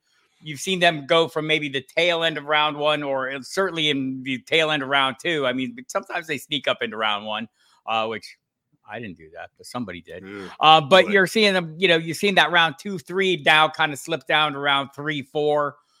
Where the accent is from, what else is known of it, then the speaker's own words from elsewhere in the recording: Tucson, Arizona, United States; I had the good fortune of growing up in Tucson, Arizona, where there were no teams and everyone, you know, and there were not many native Tucsonans either. I was one of the few.